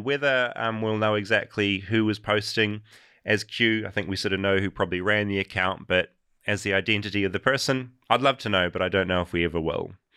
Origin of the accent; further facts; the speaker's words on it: New Zealand; as a New Zealander